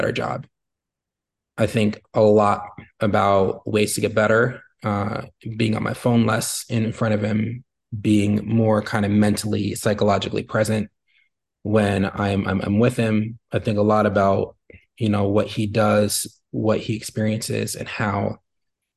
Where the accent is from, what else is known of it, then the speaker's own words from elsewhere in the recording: United States; being a Black man in America